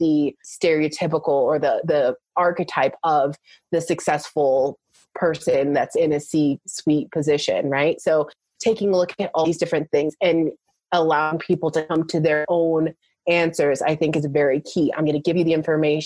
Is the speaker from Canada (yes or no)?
yes; Canada; also born or lived in United States; I'm actually Canadian. So I live in between Canada and the US